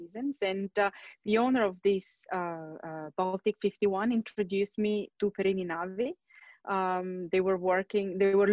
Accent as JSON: {"language": "English", "town": "Turin", "region": "Piedmont", "country": "Italy", "moved": "yes", "said": "I'm originally from Italy, from the north, Torino, which is not exactly close to the sea"}